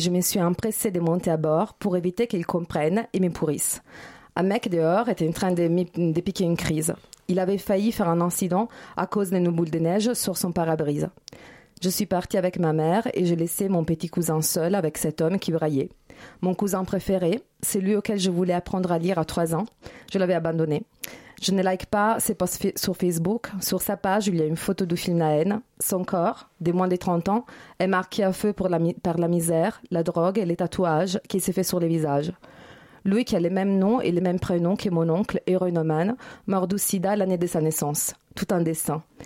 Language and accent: French; Italy; moved away; je suis italienne